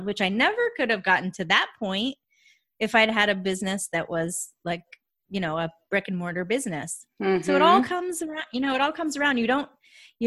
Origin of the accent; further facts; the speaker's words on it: Vermont, United States; moved away as an adult; now in Atlanta, United States; I live in Atlanta, Georgia, but I grew up in Vermont. Like right on the Canadian border